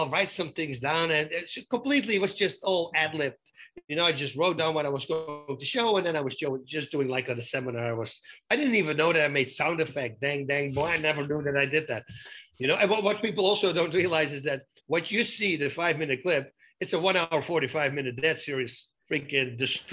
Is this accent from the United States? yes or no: no; Netherlands; moved away; I'm a guy from Holland.